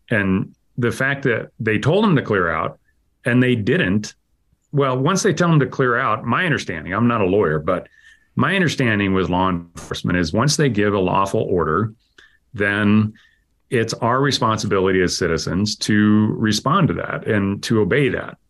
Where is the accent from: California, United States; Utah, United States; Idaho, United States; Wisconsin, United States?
Idaho, United States; I grew up in Idaho and, uh, part of my life was on a farm